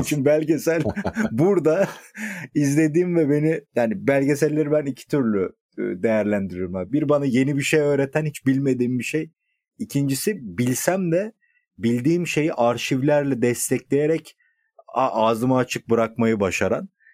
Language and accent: Turkish; Edirne, Turkey; moved away; also born or lived in Balıkesir; ben Edirne'liyim ama uzun süredir bizimkiler Balıkesir'de tabii.